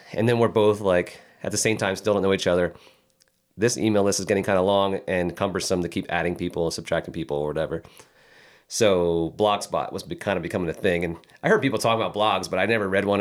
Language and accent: English; Philadelphia, Pennsylvania, United States; moved away; We both grew up outside of Philadelphia